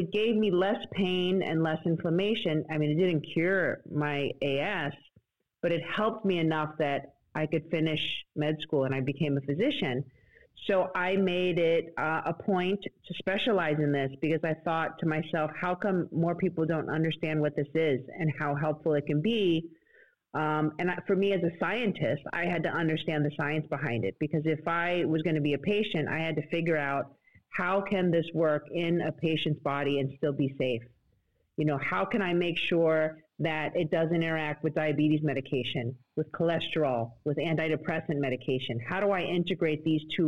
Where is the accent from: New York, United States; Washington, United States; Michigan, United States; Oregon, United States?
New York, United States; New York City; I grew up in the Bronx